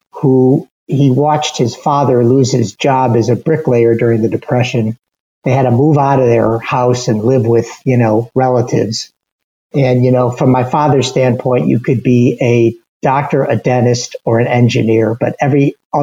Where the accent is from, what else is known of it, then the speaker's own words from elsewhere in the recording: Chicago, Illinois, United States; also born or lived in Milwaukee, Wisconsin; I grew up in Chicago on the north side in the city proper